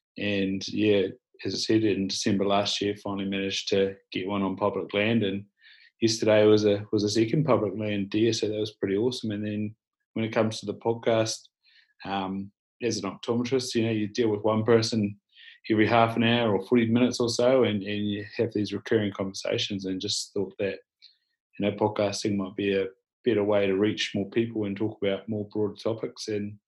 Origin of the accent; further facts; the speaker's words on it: Southland, New Zealand; Grew up in Southland, bottom of New Zealand, handy to places like Fiordland and Central Otago